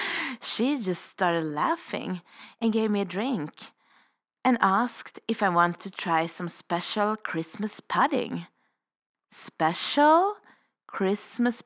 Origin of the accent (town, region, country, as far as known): Sweden; moved away as an adult; now in Revelstoke, Canada